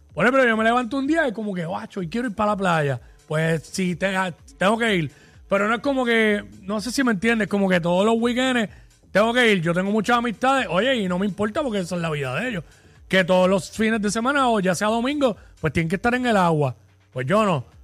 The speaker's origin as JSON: {"language": "Spanish", "town": "Cabo Rojo", "country": "Puerto Rico", "tie": "born or raised there", "said": "me crié en Cabo Rojo"}